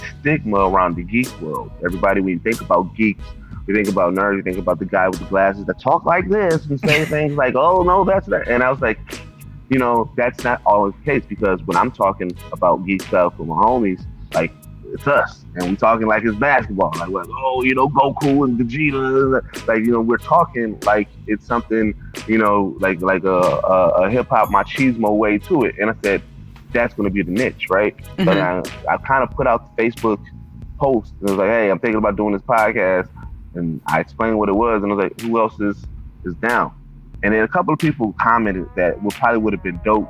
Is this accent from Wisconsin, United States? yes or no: yes; Milwaukee, Wisconsin, United States; I am from Milwaukee, Wisconsin